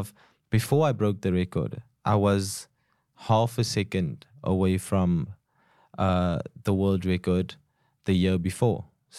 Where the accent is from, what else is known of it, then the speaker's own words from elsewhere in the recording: Cape Town, Western Cape, South Africa; So growing up in Cape Town